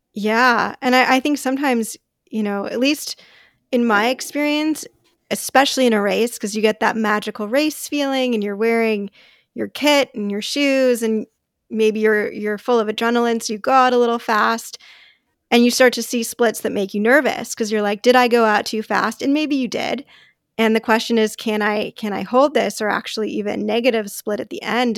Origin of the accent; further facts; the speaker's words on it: Los Angeles, California, United States; moved away as an adult; now in Bay Area, United States; I'm, I'm from Los Angeles